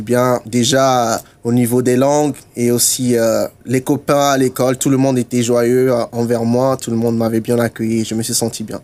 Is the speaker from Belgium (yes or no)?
no; Togo; also born or lived in Germany; now in Luxembourg; je suis togolais